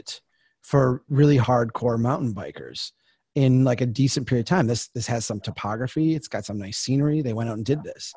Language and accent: English; Brainerd, Minnesota, United States; my hometown of Brainerd is a old railroad town